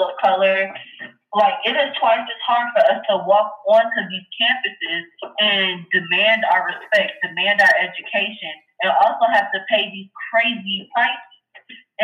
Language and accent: English; Cleveland, Ohio, United States; I'm from Cleveland, Ohio, 24 years old. Yes, I'm from the land.